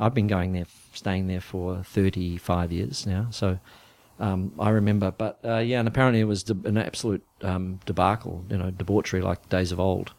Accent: New Zealand; moved away; we came from New Zealand

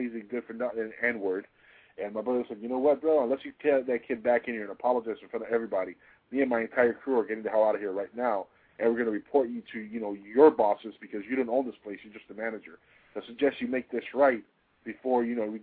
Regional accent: Florida, United States; I'm from Florida

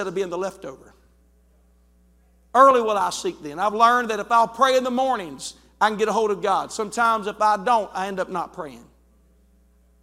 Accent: West Virginia, United States; I'm from West Virginia

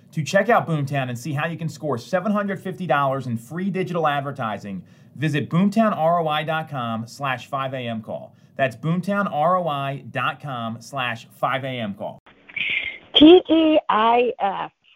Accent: Boston, Massachusetts, United States; because I'm from Boston, it is required that I'm a Patriots fan

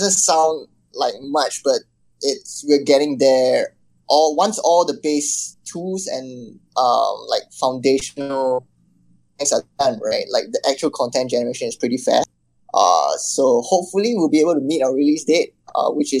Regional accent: Singapore; I'm from Singapore, which is considered like Southeast Asia

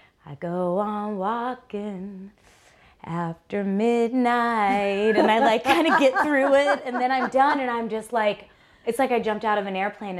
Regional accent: Brush Prairie, Washington, United States; I was born in Brush Prairie

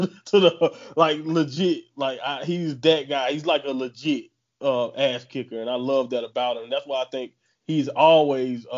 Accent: Southern United States, United States; I'm from Southern United States, so I've heard that phrasing used in the past

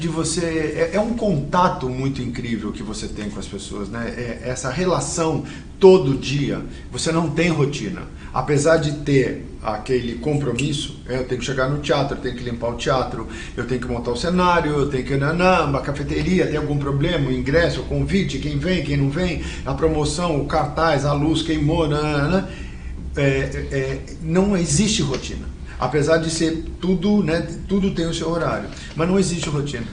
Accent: São Paulo, Brazil; a gente nasceu na Moca

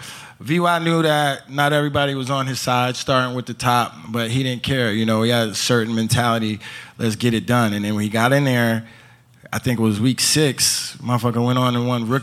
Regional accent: New York, United States; So, like, growing up in Rockland County, like, when I was in foster care, they lived in the neighborhood that we grew up in.

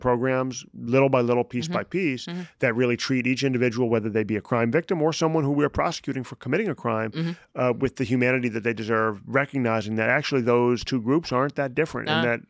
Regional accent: Chicago, Illinois, United States; also born or lived in New York; We moved to Chicago, and I was there for first grade through high school.

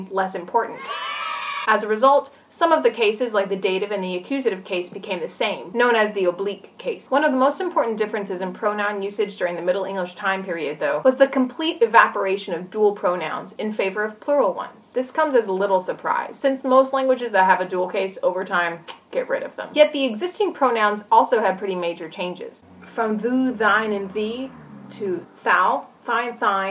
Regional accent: Tennessee, United States; I'm from Tennessee, which is in the southern part of the United States.

